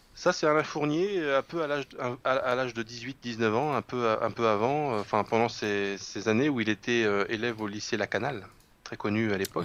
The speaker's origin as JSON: {"language": "French", "area": "Lorraine", "region": "Grand Est", "country": "France", "said": "je suis lorrain."}